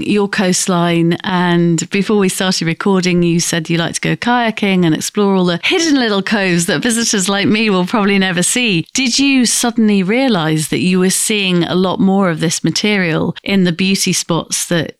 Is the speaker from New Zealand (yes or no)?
no; Grimsby, Yorkshire and the Humber, United Kingdom; I'm from Grimsby, so I'm from a fishing community myself.